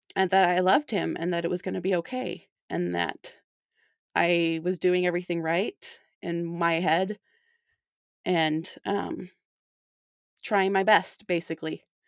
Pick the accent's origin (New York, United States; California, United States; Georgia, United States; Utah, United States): Utah, United States; St. George; now in South Jordan, United States; I grew up in Saint George. but I've been living in South Jordan for the last, uh, seven years almost